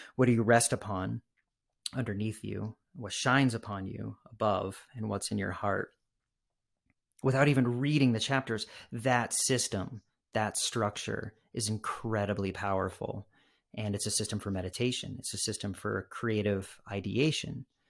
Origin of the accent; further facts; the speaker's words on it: Massachusetts, United States; growing up in Massachusetts